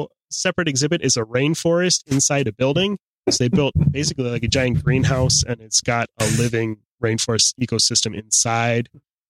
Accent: Akron, Ohio, United States; I'm from right outside of Akron. I went to high school in Akron.

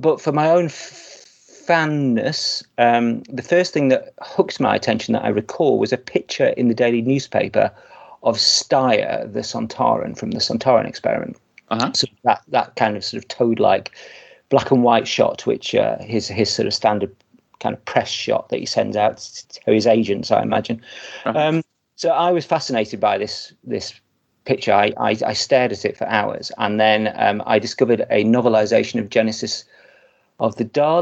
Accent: Blackpool, North West England, United Kingdom; I grew up in Blackpool

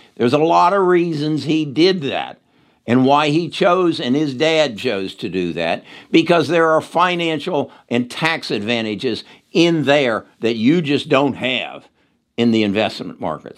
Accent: Cincinnati, Ohio, United States; moved away; I was born in Cincinnati, Ohio. Uh, a lot of my family still lives in Cincinnati, Ohio.

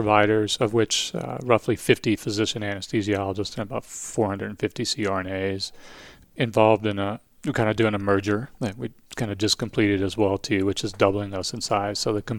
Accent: Louisiana, United States; accent: Cajun; also born or lived in Southern California; I'm from South Louisiana. I think I've covered up most of my Cajun accent over the years.

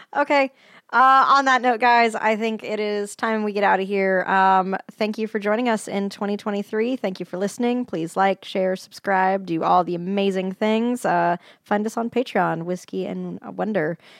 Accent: Denver, Colorado, United States; moved away; my hometown

